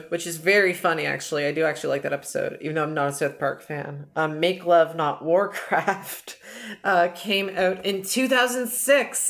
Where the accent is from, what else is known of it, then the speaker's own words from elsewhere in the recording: Canada; I'm from Canada, I'm from the Great White North